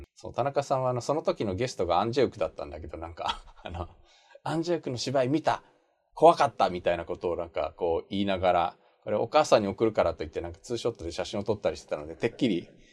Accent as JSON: {"language": "Japanese", "country": "Japan", "tie": "born or raised there", "also_born_or_lived": "South Korea", "said": "日本生まれ去年の9月まで韓国に住んでました日本人"}